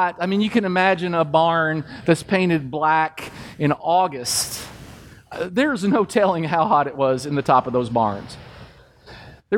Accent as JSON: {"language": "English", "region": "Kentucky", "country": "United States", "tie": "born or raised there", "said": "growing up in Kentucky"}